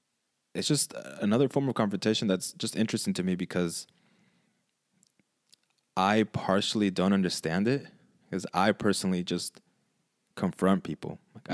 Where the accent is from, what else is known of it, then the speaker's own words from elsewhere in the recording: California, United States; Can you tell we're from California?